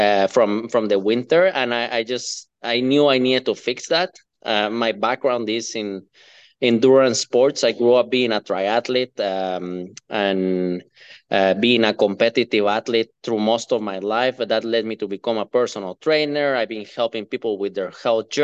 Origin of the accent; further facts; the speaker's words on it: Guatemala; moved away as an adult; now in Minnesota, United States; I'm a guy from Guatemala, from Central America, that moved to the US, but started living in Minnesota in 2012.